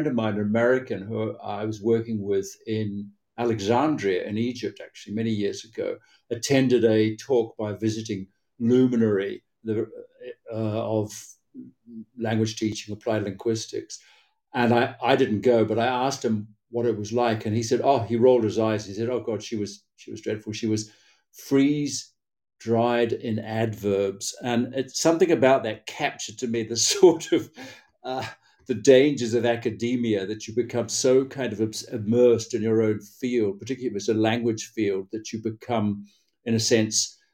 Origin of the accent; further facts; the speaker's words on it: Hamilton, Waikato, New Zealand; also born or lived in Rotorua, New Zealand; now in Spain; I was brought up in a town called Hamilton